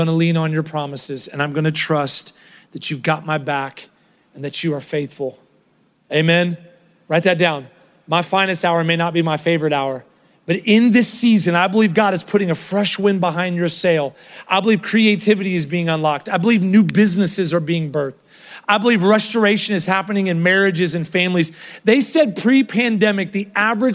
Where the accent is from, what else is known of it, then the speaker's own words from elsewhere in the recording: Ohio, United States; now in Texas, United States; Kroger was what I grew up in Ohio. So when I moved here